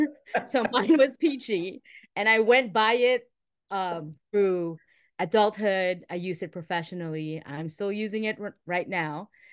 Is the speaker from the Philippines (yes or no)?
yes; Manila, Metro Manila, Philippines; moved away as an adult; now in United States; I was born and raised in Metro Manila, in the capital of the Philippines, home to millions and millions of people, a bustling city.